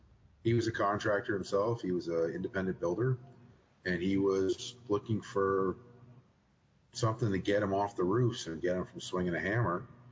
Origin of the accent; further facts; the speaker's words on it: Southern Maine, United States; moved away as an adult; now in Utah, United States; So I'm actually from Southern Maine.